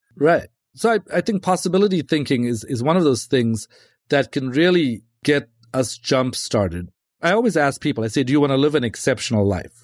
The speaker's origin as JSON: {"language": "English", "country": "South Africa", "tie": "born or raised there", "moved": "yes", "said": "I'm from South Africa, and I was from a, you know, a pretty rough neighborhood, grew up in that neighborhood"}